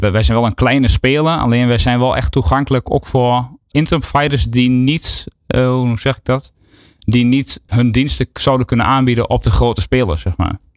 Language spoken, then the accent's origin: Dutch; Enschede, Overijssel, Netherlands; in Enschede. In Enschede. Eh, ja, ik probeer mijn accent een beetje te onderdrukken